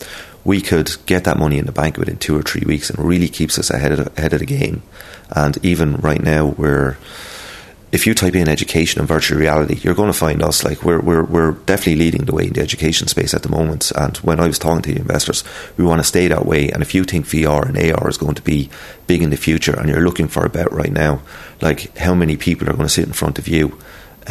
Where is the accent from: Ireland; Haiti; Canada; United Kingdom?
Ireland; Waterford, Munster; I'm a very proud Irishman, and I'm from Waterford